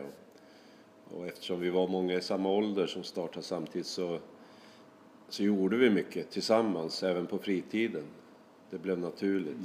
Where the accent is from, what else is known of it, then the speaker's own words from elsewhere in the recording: Sweden; now in Norway; jag känner mig väl eh, som en svensk i Norge